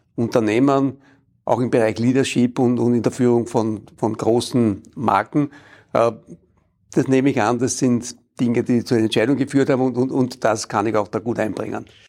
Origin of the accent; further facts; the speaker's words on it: Vienna, Austria; ich bin als Wiener mit der spanischen Hofreitschule aufgewachsen